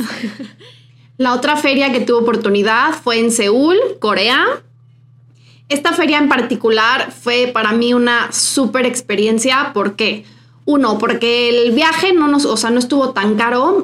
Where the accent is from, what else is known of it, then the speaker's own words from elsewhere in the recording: Mexico; nosotras que somos mexicanas